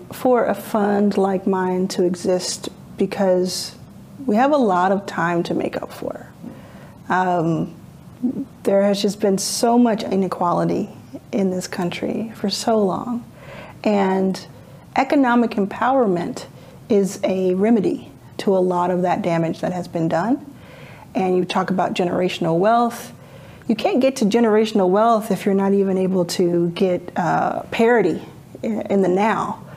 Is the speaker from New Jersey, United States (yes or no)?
no; Dallas, Texas, United States; moved away; also born or lived in Jackson, Mississippi; I grew up in Dallas, Texas.